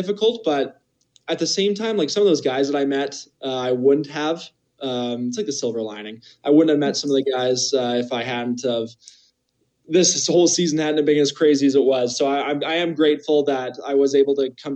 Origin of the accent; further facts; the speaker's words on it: Kelowna, British Columbia, Canada; now in Calgary, Canada; my hometown is Kelowna